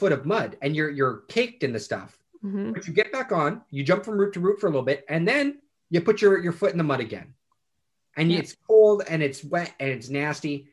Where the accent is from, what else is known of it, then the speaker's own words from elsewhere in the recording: Canada; I'm from Canada